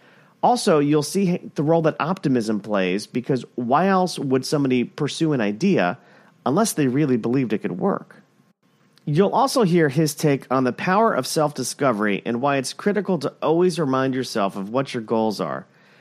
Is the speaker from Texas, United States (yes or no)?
no; Plantation, Florida, United States; I grew up in Plantation.